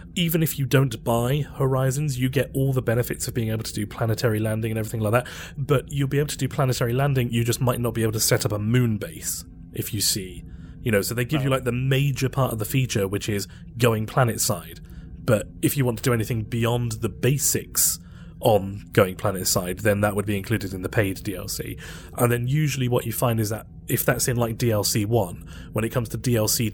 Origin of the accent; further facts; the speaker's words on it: United Kingdom; we're British